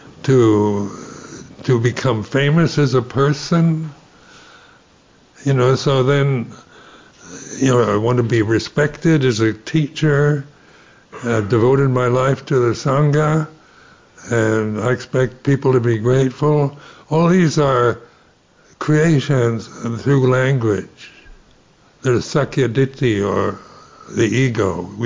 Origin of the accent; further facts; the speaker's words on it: United States; Being American, you know, you're brought up in a society in my generation